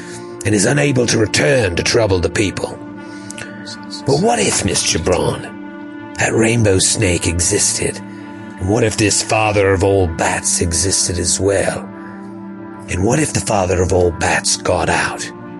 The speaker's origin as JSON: {"language": "English", "country": "Australia", "accent": "Australian", "said": "I don't know if you know this, but I'm Australian, if you couldn't tell from my amazing Australian accent."}